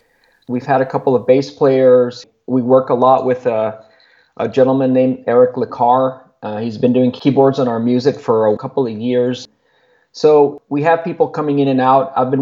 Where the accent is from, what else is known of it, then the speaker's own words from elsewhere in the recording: Laredo, Texas, United States; moved away as an adult; now in Austin, United States; So it started with just friends that I grew up with in Laredo. There's a few of us here that moved from Laredo to Austin